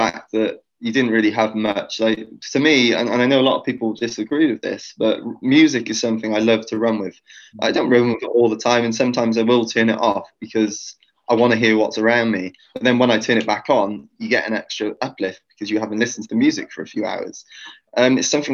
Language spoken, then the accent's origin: English; Wales, United Kingdom; I'm a Welshman in the middle of New York City